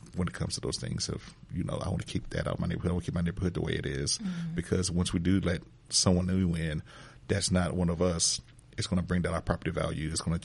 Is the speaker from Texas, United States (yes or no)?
yes; San Antonio, Texas, United States; I grew up in San Antonio